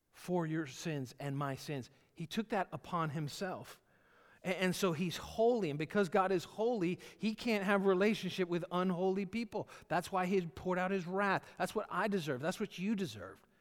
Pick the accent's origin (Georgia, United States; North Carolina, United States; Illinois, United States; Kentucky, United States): Georgia, United States; moved away; I was born in Georgia, lived there for the first part of my life, uh, and, and then my family moved up here.